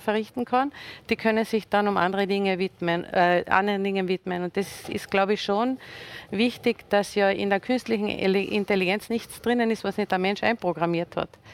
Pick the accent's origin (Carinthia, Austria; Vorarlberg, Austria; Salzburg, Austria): Carinthia, Austria; Villach; komme ich aus Villach mit den großen Industriebetrieben